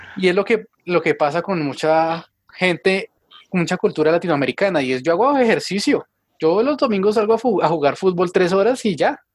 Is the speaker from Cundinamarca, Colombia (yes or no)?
yes; Tabio, Cundinamarca, Colombia; aquí en Tabio, en mi pueblo